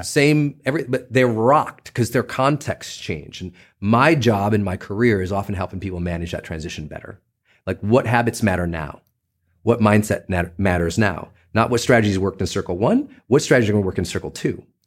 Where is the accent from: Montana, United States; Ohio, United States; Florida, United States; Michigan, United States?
Montana, United States; Butte; I'm a kid from Butte, Montana